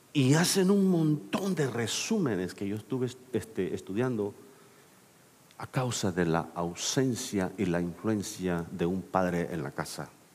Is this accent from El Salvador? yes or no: yes; El Salvador; also born or lived in Mexico City, Mexico; now in United States; soy salvadoreño